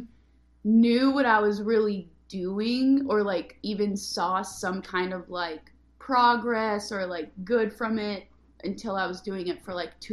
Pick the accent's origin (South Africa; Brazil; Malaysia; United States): United States; Oregon; moved away as an adult; also born or lived in Bay Area, California / Los Angeles, California; I grew up in a very small town in Oregon